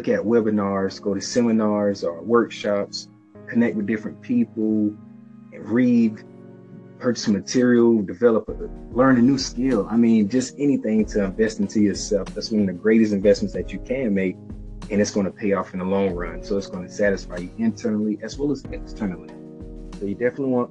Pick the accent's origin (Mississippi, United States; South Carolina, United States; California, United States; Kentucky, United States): South Carolina, United States; Dillon; moved away as an adult; now in Charlotte, United States; I grew up in Dillon, South Carolina, moved up to Charlotte about 2.5 years ago